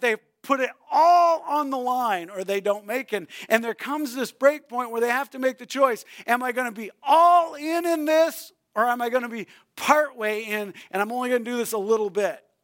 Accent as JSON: {"language": "English", "region": "New Brunswick", "country": "Canada", "tie": "born or raised there", "said": "I grew up in New Brunswick, Canada."}